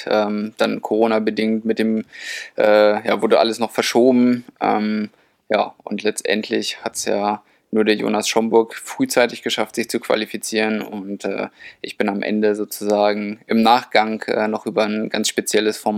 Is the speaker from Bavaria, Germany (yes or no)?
no; Lehrte, Lower Saxony, Germany; also born or lived in Hildesheim; now in Saarbrücken, Germany; Also ich bin in Hildesheim geboren, aber habe eigentlich die ganze Zeit in Lehrte, das ist in der Nähe, äh, gewohnt und trainiert, bis ich dann nach Saarbrücken an den Stützpunkt gezogen bin.